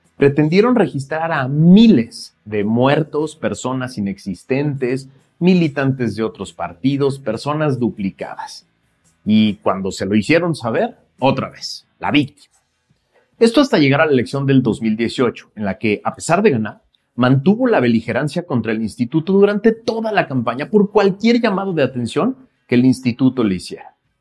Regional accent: Mexico; mexicanas y mexicanos, tú y yo

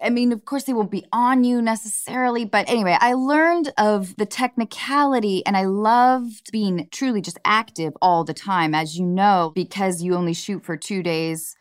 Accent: north of Seattle, Washington, United States; moved away as an adult; also born or lived in Baltimore; now in Los Angeles, United States; I was born in Baltimore, but grew up from 6 through college north of Seattle, and I went to University of Washington

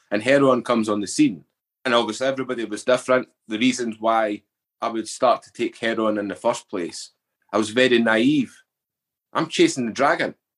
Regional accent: Edinburgh, Scotland, United Kingdom; I was brought up in the East Coast, Edinburgh

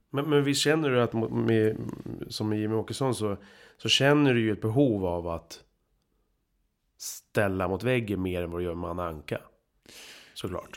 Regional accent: Huddinge, Stockholm County, Sweden; Geografiskt är jag uppväxt i Huddinge

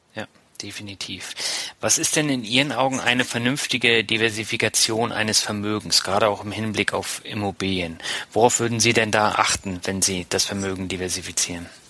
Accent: Lübeck, Schleswig-Holstein, Germany; als äh, Lübecker

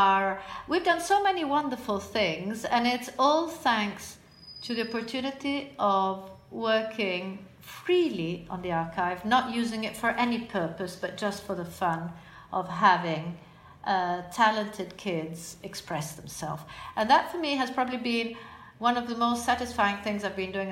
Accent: Florence, Tuscany, Italy; I'm Italian, probably because I come from Florence

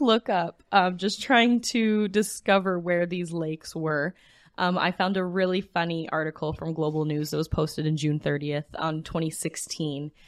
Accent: Wetaskiwin, Alberta, Canada; where I grew up in Wetaskiwin

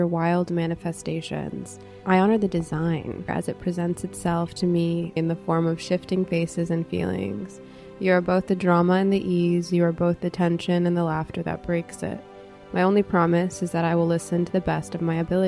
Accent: Los Angeles, California, United States; We grew up in West

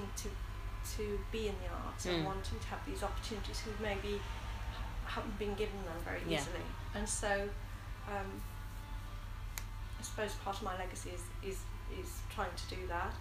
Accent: Smethwick, West Midlands, United Kingdom; moved away; also born or lived in Bradford; growing up in Smethwick

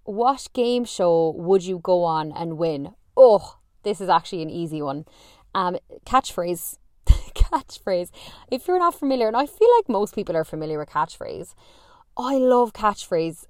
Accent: Ireland; I'm Irish

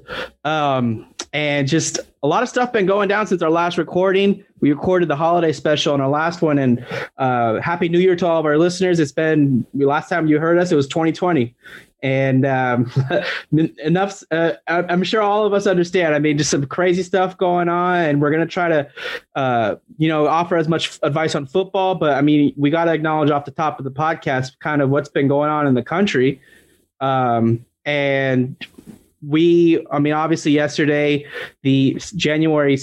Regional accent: United States; being an American

